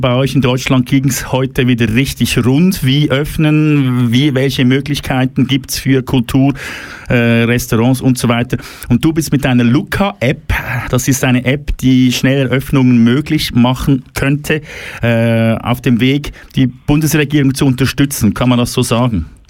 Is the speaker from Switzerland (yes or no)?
yes; Switzerland; bei uns in der Schweiz